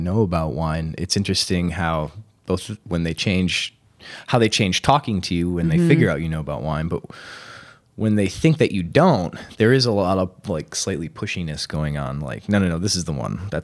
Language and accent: English; Wisconsin, United States; I'm from Wisconsin